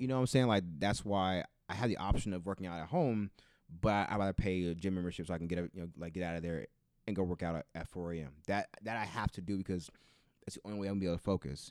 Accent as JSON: {"language": "English", "town": "Bakersfield", "region": "California", "country": "United States", "said": "I'm from Bakersfield"}